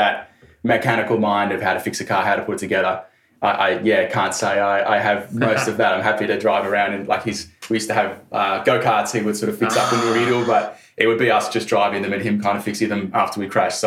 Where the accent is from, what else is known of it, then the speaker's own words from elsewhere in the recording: Shepparton, Victoria, Australia; I grew up in Shepparton in Victoria, did all my schooling there